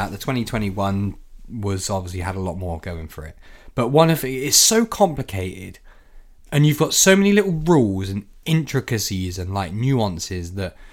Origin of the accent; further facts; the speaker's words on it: United Kingdom; You know, as a British racer, I want to see him win every time.